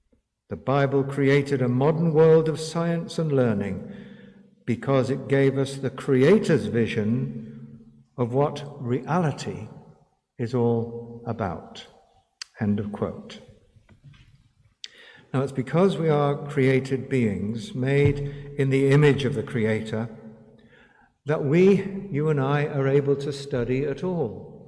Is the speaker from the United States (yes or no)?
no; India; first language Hindi; the modern Hindi that I spoke as my mother tongue, the secular newspaper for which I had begun to write, the botanical garden to the east, the public library near our garden, the railway lines that intersected in my city